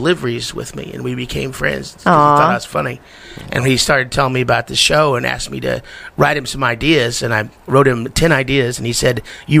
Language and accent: English; Missouri, United States; also born or lived in Colorado / California; Yeah, in southwest Missouri.